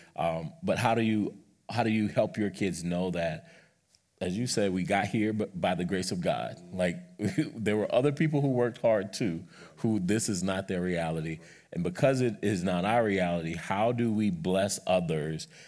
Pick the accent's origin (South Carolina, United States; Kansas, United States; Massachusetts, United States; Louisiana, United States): South Carolina, United States; moved away; growing up in South Carolina